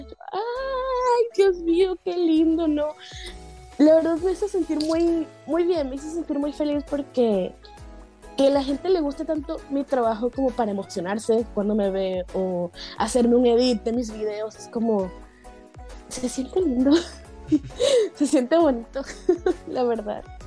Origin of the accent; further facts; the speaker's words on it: Valencia, Carabobo, Venezuela; moved away; Valencia, que es de donde yo soy